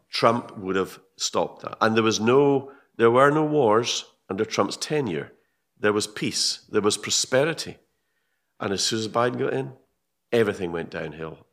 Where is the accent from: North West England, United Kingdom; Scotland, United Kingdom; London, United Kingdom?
Scotland, United Kingdom; I'm a Brit. I'm a Scottish Brit.